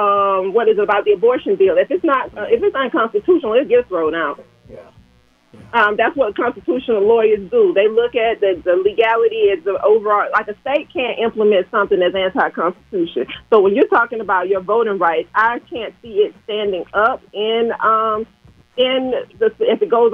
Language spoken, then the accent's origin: English; Georgia, United States; born or raised there